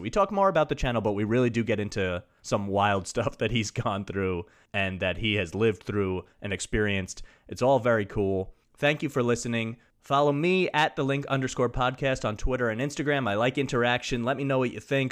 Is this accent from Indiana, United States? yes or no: no; Long Island, New York, United States; I'm from Long Island. I'm living there right this moment, recording it